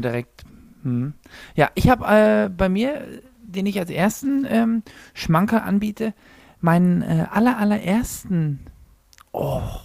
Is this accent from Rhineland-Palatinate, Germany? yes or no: no; Zahna, Saxony-Anhalt, Germany; ich komme gebürtig aus Zahna